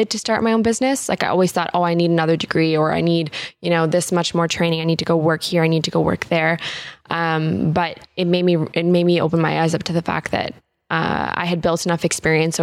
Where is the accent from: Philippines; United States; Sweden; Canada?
Canada; Fredericton, New Brunswick; moved away as an adult; also born or lived in Bermuda / London, England; from Fredericton, and that's where I spent most of my life. I was born in Bermuda, and I spent the first 7 years of my life there.